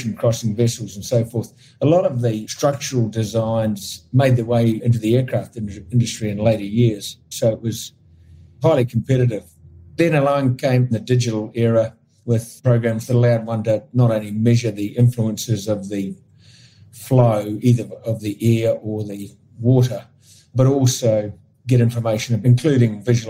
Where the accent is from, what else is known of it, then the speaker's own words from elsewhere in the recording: New Zealand; I grew up in New Zealand, and my family were connected with sailing